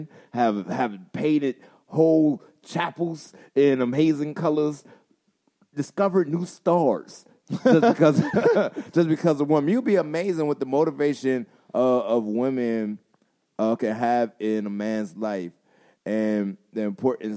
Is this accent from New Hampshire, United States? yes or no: no; Charleston, South Carolina, United States; I'm from Charleston, South Carolina